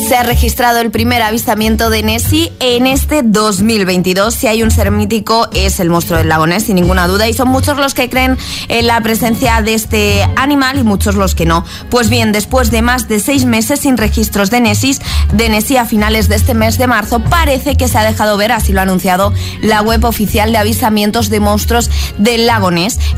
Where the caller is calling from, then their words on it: Madrid, Community of Madrid, Spain; de Madrid y soy un desastre en todos los deportes que tengan que ver con balones.